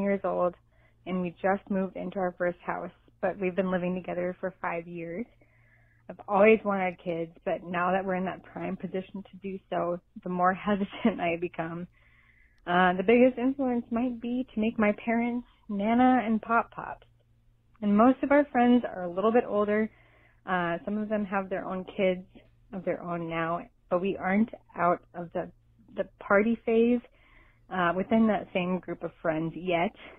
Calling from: Minnesota, United States; I'm calling from Minnesota.

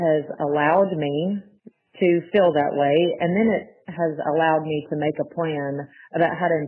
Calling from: Auburn, Alabama, United States; I'm from Auburn, Alabama.

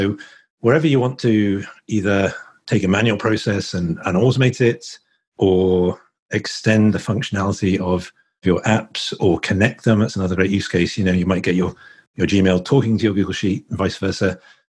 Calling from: Harpers Ferry, West Virginia, United States; I'm calling in from Harpers Ferry in West Virginia. So just about an hour outside of Washington, D.C.

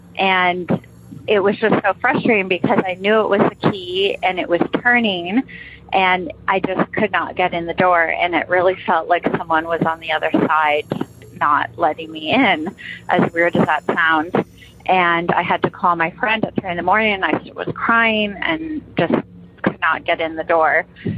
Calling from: Toronto, Ontario, Canada; I'm calling from Toronto.

